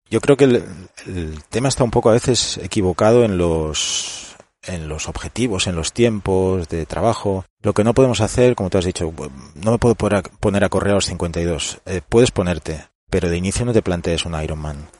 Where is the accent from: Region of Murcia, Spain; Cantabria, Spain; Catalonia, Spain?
Catalonia, Spain; Barcelona; Yo soy de Barcelona, entonces estuve en las categorías inferiores del español hasta los 16